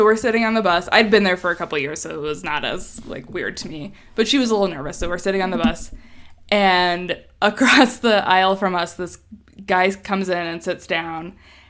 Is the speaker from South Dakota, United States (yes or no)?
no; Wyoming, United States; moved away; also born or lived in Chicago; we grew up in Wyoming